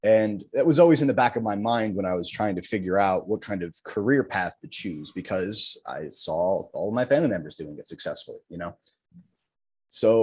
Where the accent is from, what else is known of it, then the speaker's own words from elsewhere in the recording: New Jersey, United States; Born and raised in North Jersey, bounced around a bunch of different towns, but I'm currently living out of Bloomfield